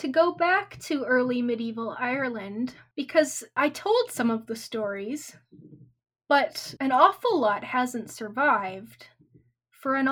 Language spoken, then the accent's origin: English; Saskatchewan, Canada; moved away; I grew up on a farm in Saskatchewan